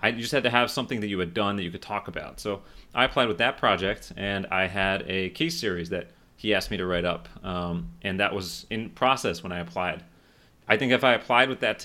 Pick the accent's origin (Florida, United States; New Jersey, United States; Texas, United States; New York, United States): Florida, United States; Miami; moved away as an adult; also born or lived in Philadelphia; I'm from Florida